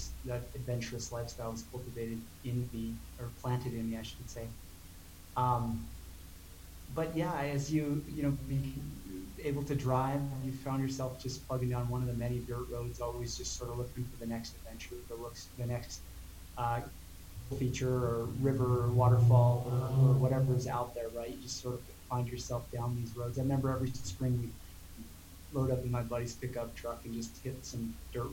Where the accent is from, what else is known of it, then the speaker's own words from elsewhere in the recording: Montana, United States; my young age of exploring growing up in Montana